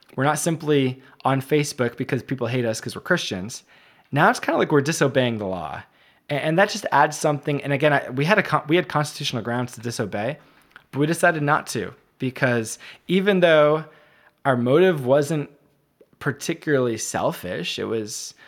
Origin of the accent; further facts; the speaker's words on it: United States; as American